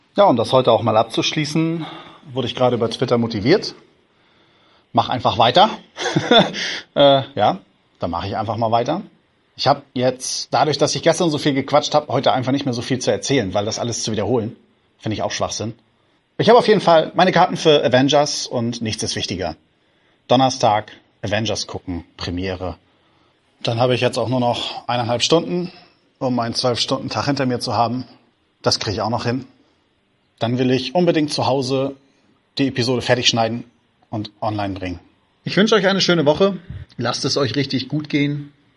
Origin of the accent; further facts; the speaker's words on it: Lauenburg, Schleswig-Holstein, Germany; Ich komme aus Laumburg und das gehört mit zum äh, Outer Rim Hamburgs